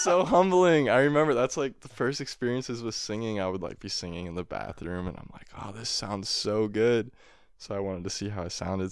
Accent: Appleton, Wisconsin, United States; my hometown of Appleton

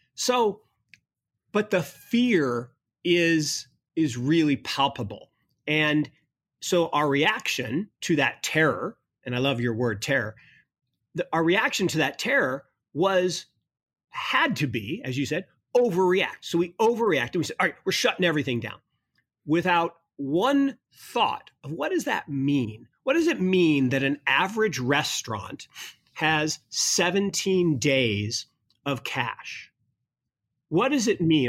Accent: Kirkland, Washington, United States; Kirkland, Washington, where I grew up

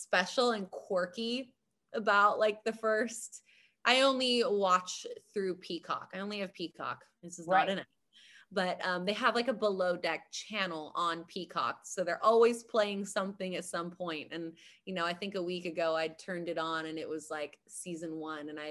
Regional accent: Hawaii, United States; I'm from Hawaii.

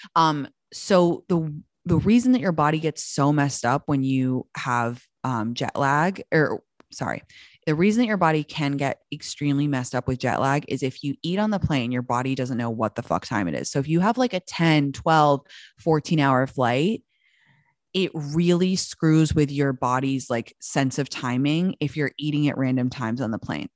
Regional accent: London, United Kingdom; moved away as an adult; also born or lived in Washington, D.C.; now in United States; I'm from London. I was born in Washington, D C, but I moved to London when I was, like, six months old, and I grew up there until I moved back to America when I was nineteen

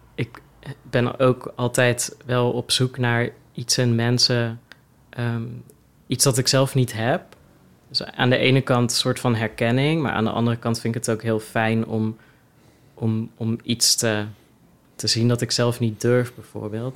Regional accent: Oosterhout, North Brabant, Netherlands; moved away as an adult; also born or lived in Leeuwarden; Ik kom dus uit Oosterhout oorspronkelijk

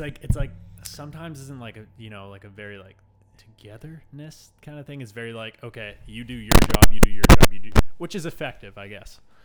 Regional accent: Toronto, Ontario, Canada; moved away as an adult; now in Halifax, Canada; I'm originally from Toronto

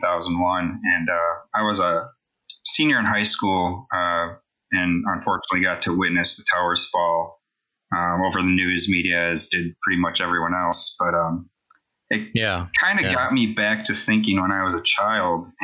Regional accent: Wisconsin, United States; now in Tega Cay, South Carolina, United States; I'm originally from Wisconsin

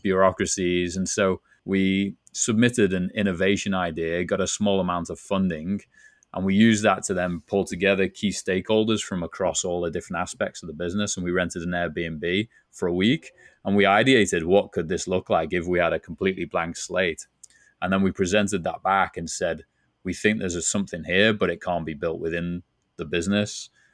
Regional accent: Liverpool, North West England, United Kingdom; moved away as an adult; now in San Diego, United States; you can tell from my accent, not originally from San Diego, where I'm based now, originally from Liverpool, England

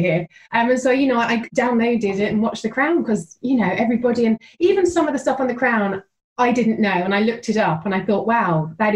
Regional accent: England, United Kingdom; I'm from England

